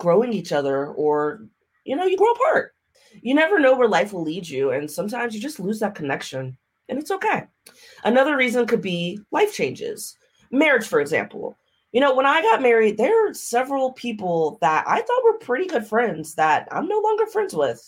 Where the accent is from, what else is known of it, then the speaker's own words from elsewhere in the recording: Maryland, United States; moved away as an adult; I'm from Maryland. I came out here for college back in the day.